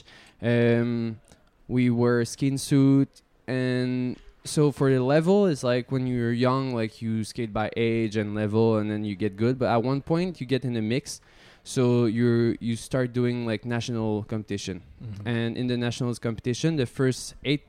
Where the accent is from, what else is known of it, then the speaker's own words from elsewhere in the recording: Montreal, Quebec, Canada; I was from Montreal